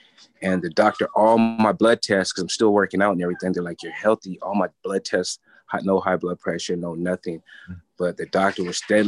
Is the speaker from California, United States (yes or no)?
yes; San Diego, California, United States; I'm from San Diego, California